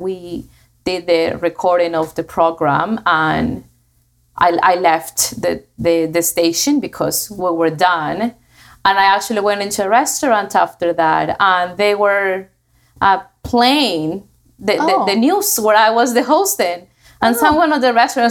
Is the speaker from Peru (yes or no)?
yes; Trujillo, La Libertad, Peru; English is a second language; moved away; I am from Peru, from a city called Trujillo, which is at the north of Peru.